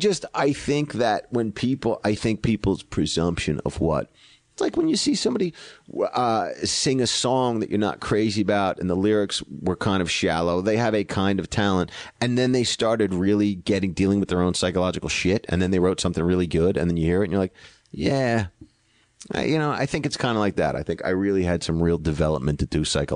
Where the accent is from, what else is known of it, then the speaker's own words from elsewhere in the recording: Greenwich, Connecticut, United States; I'm from Greenwich, Connecticut, and I grew up with the Kennedys.